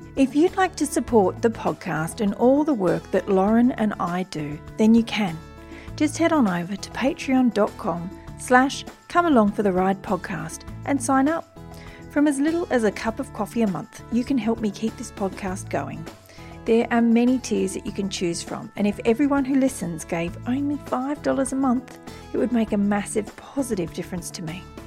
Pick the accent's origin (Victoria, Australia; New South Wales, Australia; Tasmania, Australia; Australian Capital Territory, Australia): New South Wales, Australia; Wiradjuri country; also born or lived in Turrbal and Yagara country (Brisbane, Queensland); now in Brisbane, Australia; I was born on Wiradjuri country